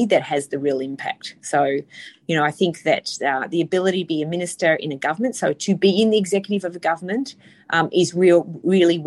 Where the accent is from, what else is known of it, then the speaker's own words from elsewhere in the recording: Indi, Victoria, Australia; moved away; I come from Indi. I have a lot of family and friends